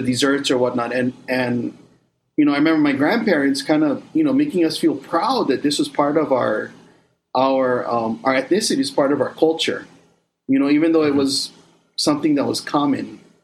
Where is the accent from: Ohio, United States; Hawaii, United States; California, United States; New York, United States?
Hawaii, United States; Kauai; we were probably about 13, 14 years old when at least Lihue Plantation on Kauai closed down. So even though our parents didn't work for the sugarcane plantation, even though we were kind of at the end of the era, majority of us still lived in where the plantations were at one